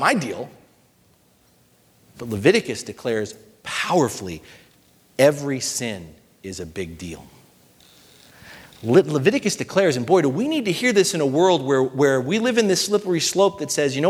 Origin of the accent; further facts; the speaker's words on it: United States; being an American